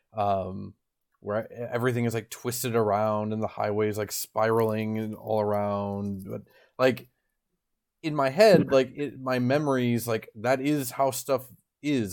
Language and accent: English; Midwest, United States; I grew up in the Midwest